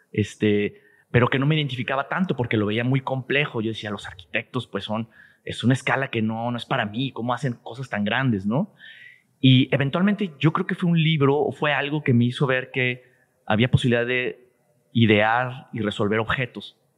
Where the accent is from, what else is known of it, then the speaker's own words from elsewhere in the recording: Guadalajara, Jalisco, Mexico; Sí, soy tapatío 100%.